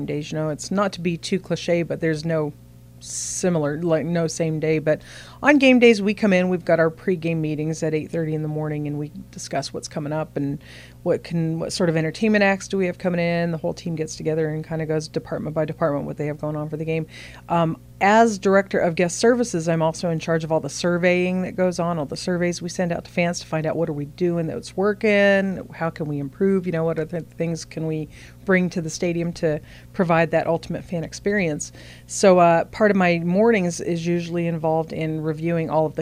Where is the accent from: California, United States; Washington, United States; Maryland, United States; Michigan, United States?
California, United States; moved away as an adult; now in Pensacola, United States; I'm from California